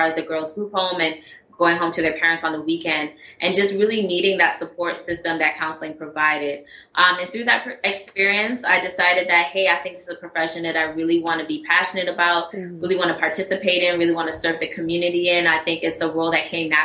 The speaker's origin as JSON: {"language": "English", "country": "U.S. Virgin Islands", "moved": "as an adult", "lives_now": "New Orleans, United States", "said": "I'm originally from St. Croix, U.S. Mm-hmm. Virgin Islands. I came to New Orleans in 2009 to start my education."}